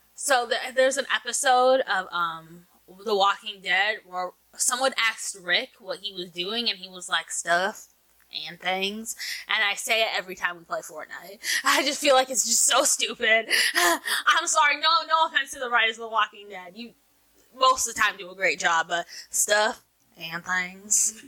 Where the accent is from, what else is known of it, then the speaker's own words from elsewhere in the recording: New Jersey, United States; From New Jersey